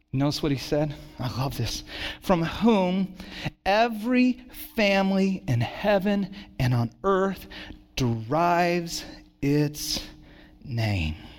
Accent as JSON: {"language": "English", "town": "Santa Cruz", "region": "California", "country": "United States", "tie": "born or raised there", "also_born_or_lived": "Dallas, Texas", "said": "when I was nine, we moved from Santa Cruz to, or from Dallas to Santa Cruz"}